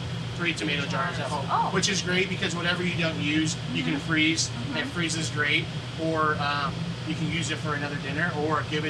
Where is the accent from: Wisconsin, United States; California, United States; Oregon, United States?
California, United States; Napa; I was raised in Napa, and then my parents are from Baja California